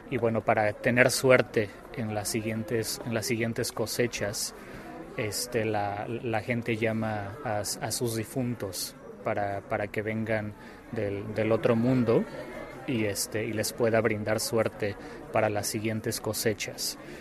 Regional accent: Mexico; en México

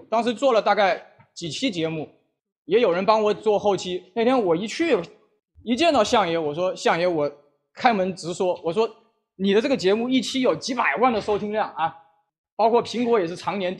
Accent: Wuhan, Hubei, China; 这个身为一个武汉人呢，

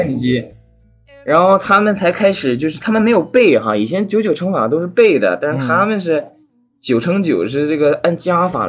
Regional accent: China; moved away as an adult; also born or lived in France; now in Boston, United States; 因为我是中国人嘛，当时语言不通啊，

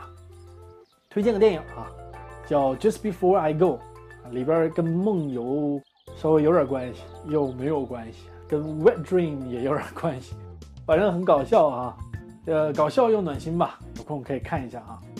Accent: China; 我们中国人也有这样的说法，对吧？

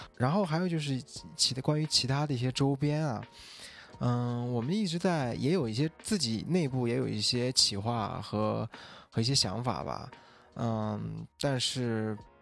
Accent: Xinjiang, China; 因为我是新疆人嘛

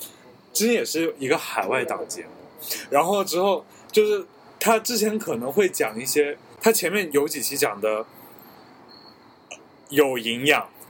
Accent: Taiwan; accent: Taiwanese; 我自己觉得我讲的台湾腔还挺好听的

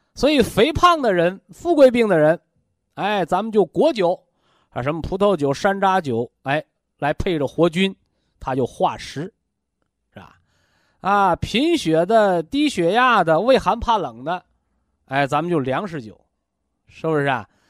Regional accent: China; 我们中国人呐，常说叫文以载道

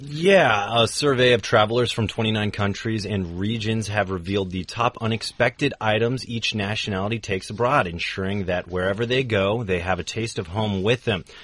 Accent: United States; as an American

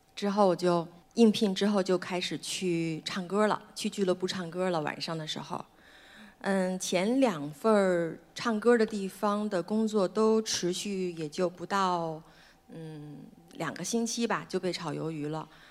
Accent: Beijing, China; 我出生在北京，妈妈是拉大提琴的

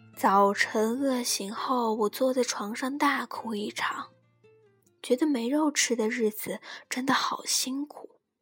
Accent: western Hubei, China; moved away as an adult; now in Beijing, China; 我家虽居内陆小县城，但米缸里永远都是我妈从东北运回来的香喷喷的大米

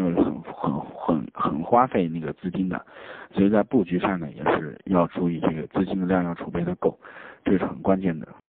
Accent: China; 我们中国人叫昆曼公路

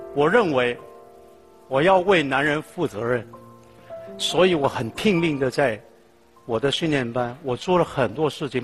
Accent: Hong Kong; also born or lived in Tai Po; 一九六一年，我在一个农村的地方出生，那个是叫大鹏

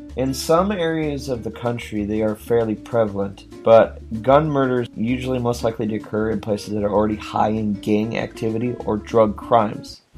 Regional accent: Washington, United States; I'm a Washington resident, I'm an American citizen

